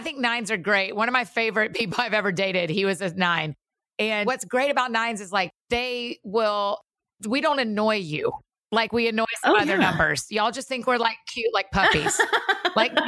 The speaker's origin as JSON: {"language": "English", "town": "Atlanta", "region": "Georgia", "country": "United States", "tie": "born or raised there", "moved": "yes", "lives_now": "Nashville, United States", "said": "We grew up in Atlanta."}